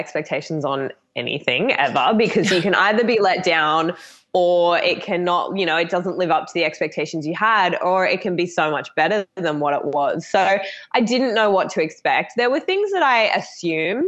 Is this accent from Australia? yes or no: yes; Australia; accent: Australian; also born or lived in Gold Coast, Queensland; I'm obviously Australian, if no one has picked up the accent yet